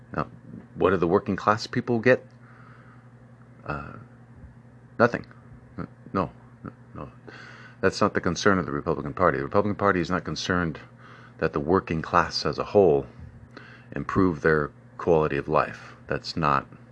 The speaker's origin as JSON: {"language": "English", "country": "United States", "tie": "born or raised there", "said": "My hometown of Old Carbert's"}